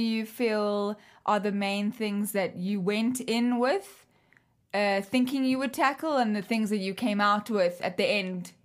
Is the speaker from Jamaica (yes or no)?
no; South Africa; moved away; I'm foreign, like, I come from South Africa